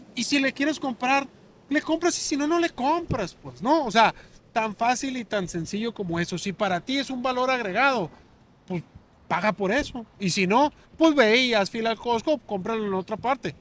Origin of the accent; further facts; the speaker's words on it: Hermosillo, Sonora, Mexico; Yo soy de aquí de Hermosillo, del Prados del Centenario, aquí pasando de la Reforma. Ahí, eh, atrás de, de la, de la universidad por donde está medicina. Ahí esas son, esas son mis calles, ahí crecí